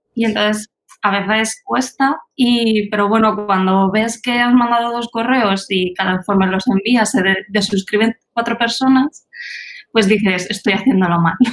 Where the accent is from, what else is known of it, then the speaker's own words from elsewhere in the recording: Albacete, Castilla-La Mancha, Spain; moved away as an adult; now in Germany; yo vengo de Albacete, pero es cierto que llevo dos años viviendo en Alemania